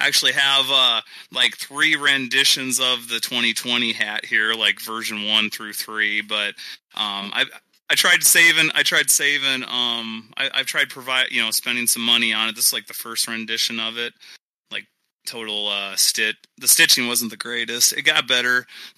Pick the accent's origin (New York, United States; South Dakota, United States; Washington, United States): South Dakota, United States; Sioux Falls; also born or lived in Denver; my hometown of Sioux Falls, South Dakota